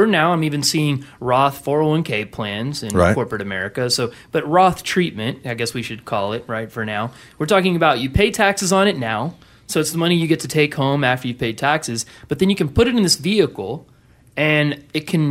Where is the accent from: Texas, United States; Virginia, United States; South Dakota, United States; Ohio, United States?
Texas, United States; I'm from Texas